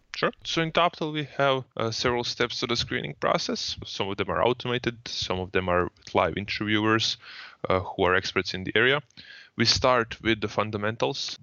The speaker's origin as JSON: {"language": "English", "country": "Croatia", "said": "I come from Croatia"}